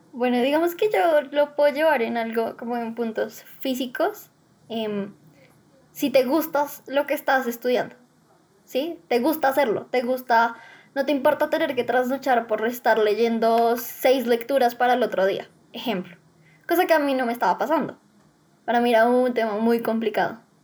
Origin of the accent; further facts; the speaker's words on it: Bogotá, Colombia; tengo 18 años, soy de Bogotá